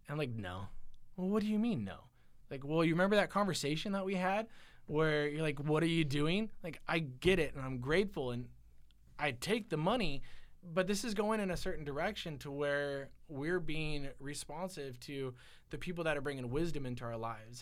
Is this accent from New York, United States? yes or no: no; Silicon Valley, California, United States; I grew up in the Silicon Valley